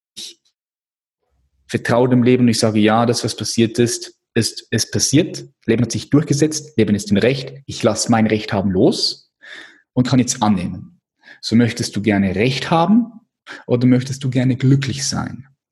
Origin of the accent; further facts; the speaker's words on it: Switzerland; ich bin Schweizer